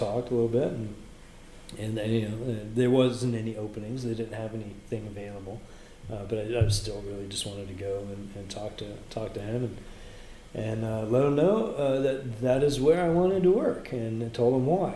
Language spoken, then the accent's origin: English; California, United States; moved away as an adult; now in North Carolina, United States; I went to high school about 30 miles away from there. I'm from California originally